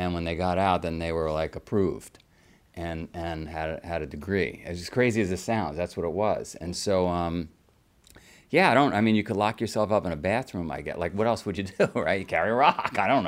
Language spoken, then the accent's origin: English; New York City, New York, United States; I grew up in Queens in a little neighborhood called Howard Beach